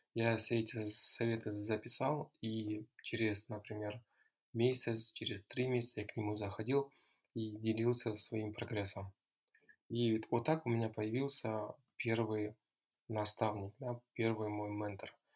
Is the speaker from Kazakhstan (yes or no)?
yes; near Taldykorgan, Almaty Region, Kazakhstan; also born or lived in United States / Russia; Я родом из Алматинской области. Э, Вырос, закончил школу недалеко от города Талдукурган